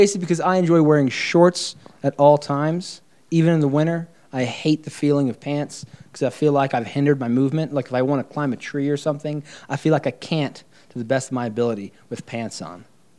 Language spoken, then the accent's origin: English; Florida, United States; moved away as an adult; also born or lived in Portugal / St. Petersburg, Florida; now in Albuquerque, United States; not only am I not born here in Albuquerque, I'm not even born in the U.S. I'm from Portugal. I left there when I was 3, so I have no real, like, relevant culture to Portugal within me, like a Florida boy, and now here.